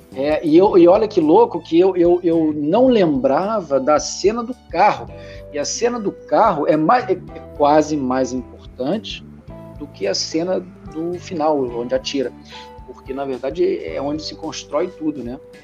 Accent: Brazil; first language Portuguese; also born or lived in Portugal; now in Italy; as vogais do brasileiro são nasaladas

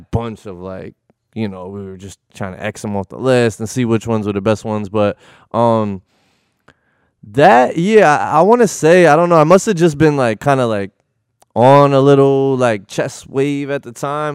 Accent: Connecticut, United States; moved away as an adult; also born or lived in Bridgeport / New Haven / Milford / North Haven; I was born in Connecticut. I was born in Bridgeport, um, hospital. And then, um, kinda moved around, you know, um, New Haven, Milford. I went to high school in North Haven.

